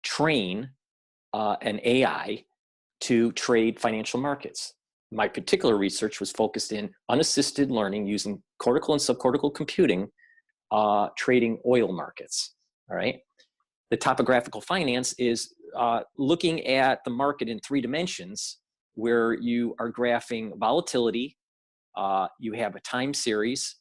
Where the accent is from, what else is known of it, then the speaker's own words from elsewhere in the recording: Michigan, United States; moved away as an adult; also born or lived in Japan / Germany / South Korea / New York City; I was born and raised in Michigan